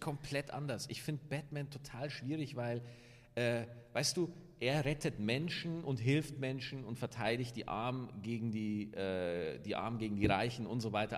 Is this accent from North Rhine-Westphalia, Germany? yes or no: no; Lower Bavaria, Germany; moved away as an adult; also born or lived in Cologne; now in Cologne area, Germany; man hört es halt noch so ein bisschen, dass ich eigentlich ein Ausländer bin. Niederbayer